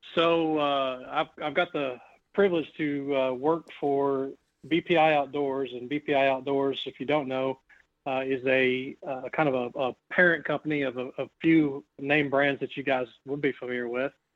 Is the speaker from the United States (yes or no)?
yes; Indiana, United States; moved away; growing up in Indiana, I had uh, about 900 acres of farmland as a kid